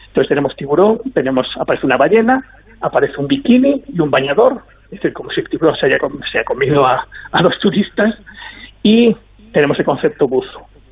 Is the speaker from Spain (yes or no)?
yes; Galicia, Spain; yo soy gallego